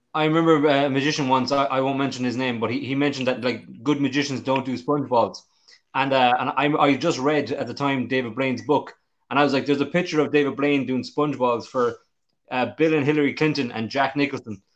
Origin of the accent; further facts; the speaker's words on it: Limerick, Munster, Ireland; my hometown here in Limerick in, in Ireland